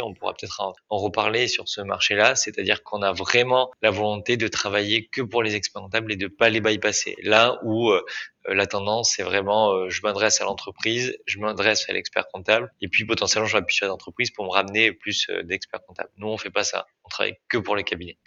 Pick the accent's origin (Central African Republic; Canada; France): France; Bergerac, Nouvelle-Aquitaine; je suis originaire de Bergerac en Dordogne